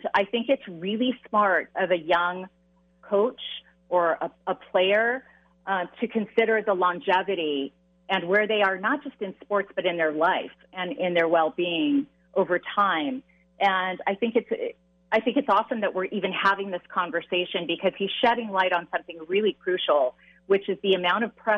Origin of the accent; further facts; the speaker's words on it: Southern California, United States; I grew up in Southern California here